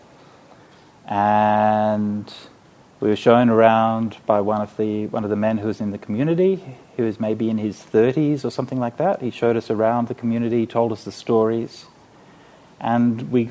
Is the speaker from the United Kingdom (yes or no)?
no; Australia; I was from Australia